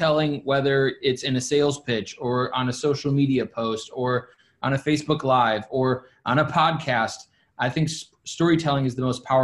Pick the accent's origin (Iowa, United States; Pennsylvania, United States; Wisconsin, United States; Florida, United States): Wisconsin, United States; Milwaukee; moved away as an adult; also born or lived in Virginia / Dallas, Texas / New Jersey / New York City; I'm right now currently sitting in my hometown where I was born and raised. I spent 21 years here in Milwaukee, Wisconsin